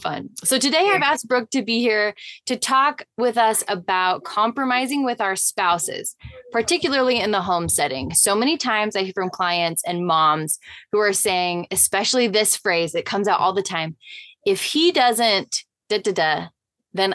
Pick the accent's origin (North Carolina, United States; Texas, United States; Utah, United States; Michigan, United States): Utah, United States; I'm from Utah